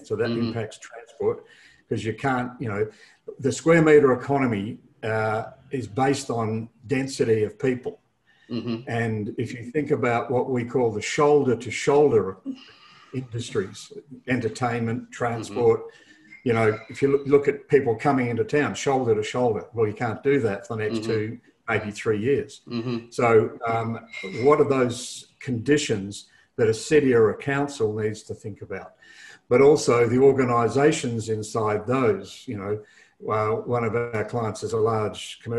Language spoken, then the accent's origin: English; Perth, Western Australia, Australia; also born or lived in England / Europe / United States; I was born in Perth in Western Australia.